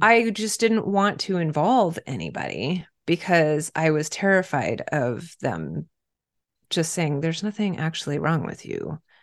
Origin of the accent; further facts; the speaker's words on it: Pennsylvania, United States; moved away as an adult; now in Baltimore, United States; I'm originally from Pennsylvania and associate more with the Northeast that way